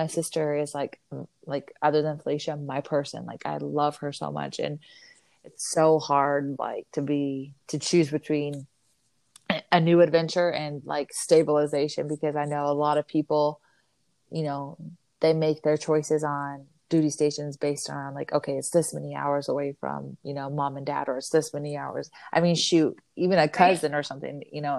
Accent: Arizona, United States; I grew up in Arizona

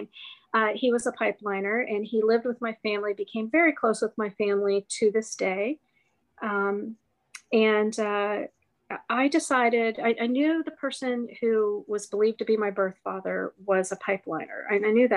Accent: Ohio, United States; I grew up in Ohio.

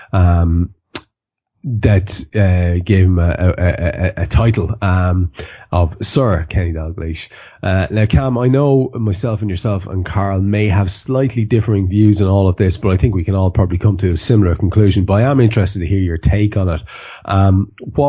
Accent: Ireland; now in Liverpool, United Kingdom; As an Irishman

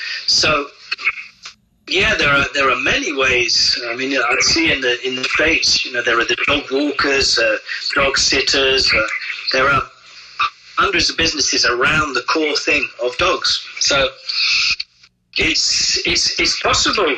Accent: England, United Kingdom; moved away as an adult; also born or lived in France; as an Englishman opening an establishment

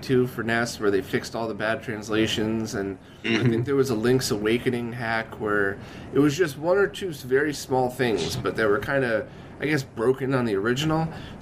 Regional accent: Connecticut, United States; I was in Connecticut, maybe 2 hours outside of New York City

